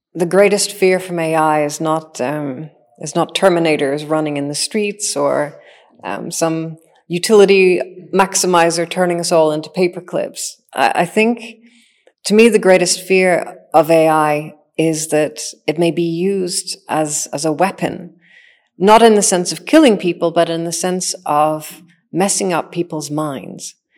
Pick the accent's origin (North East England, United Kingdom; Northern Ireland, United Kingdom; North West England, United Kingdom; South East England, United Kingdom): Northern Ireland, United Kingdom; I am a machine intelligence engineer that grew up in Northern Ireland.